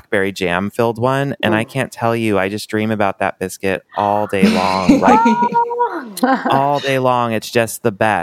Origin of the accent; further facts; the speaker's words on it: California, United States; I grew up in the West Coast in California